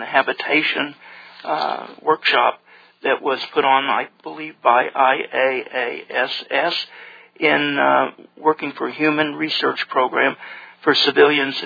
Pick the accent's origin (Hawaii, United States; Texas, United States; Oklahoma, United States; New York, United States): Oklahoma, United States; Tulsa; in Tulsa, my hometown